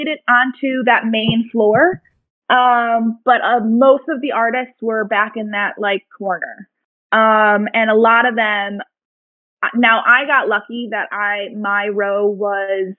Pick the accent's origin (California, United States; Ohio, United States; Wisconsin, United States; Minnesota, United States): Wisconsin, United States; Milwaukee; now in Washington, D.C., United States; I'm from Wisconsin, the Milwaukee area, like growing up and such